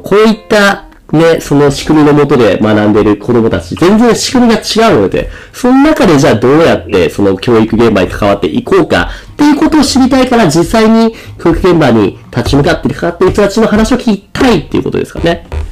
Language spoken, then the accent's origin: Japanese; Japan; 日本の文化で生まれ育った僕たち